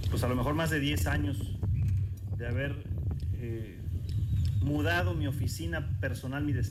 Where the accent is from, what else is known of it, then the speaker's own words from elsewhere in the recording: Boca del Río, Veracruz, Mexico; Me siento boqueño de origen aunque nací en Veracruz, pero siempre he vivido en Boca del Río.